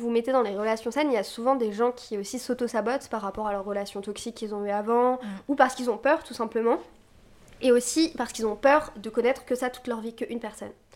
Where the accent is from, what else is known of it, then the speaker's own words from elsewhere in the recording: Brittany, France; je viens de Bretagne